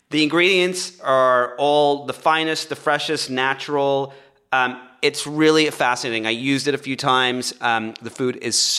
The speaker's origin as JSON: {"language": "English", "region": "England", "country": "United Kingdom", "moved": "yes", "lives_now": "Los Angeles, United States", "said": "I'm from England"}